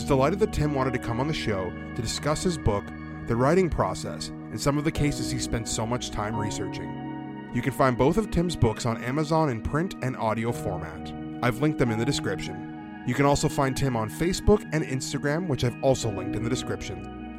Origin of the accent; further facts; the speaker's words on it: Ontario, Canada; which looks at missing persons cases in my hometown province of Ontario.